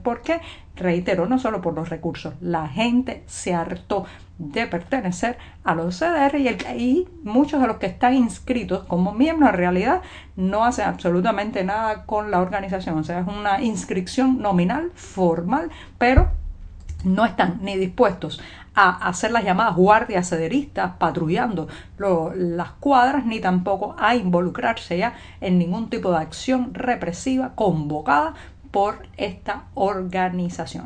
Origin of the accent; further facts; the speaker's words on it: Cuba; cubana, periodista, ciudadana